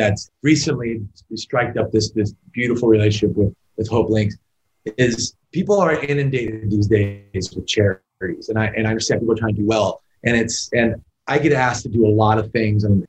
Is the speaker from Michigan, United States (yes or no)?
no; Las Vegas, Nevada, United States; I was born and raised in this town